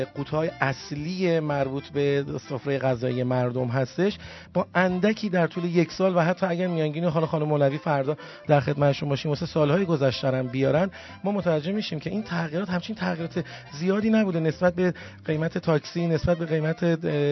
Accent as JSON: {"language": "Persian", "country": "Iran", "also_born_or_lived": "Tehran", "said": "ما همه ایرانی هستیم"}